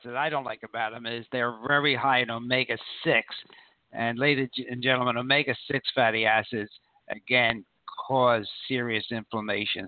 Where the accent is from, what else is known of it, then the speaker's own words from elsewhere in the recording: Philadelphia, Pennsylvania, United States; We grew up together in Philly